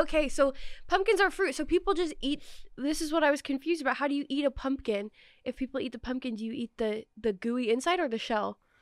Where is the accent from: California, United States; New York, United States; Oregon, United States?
Oregon, United States; moved away; I didn't grow up here. I grew up in Oregon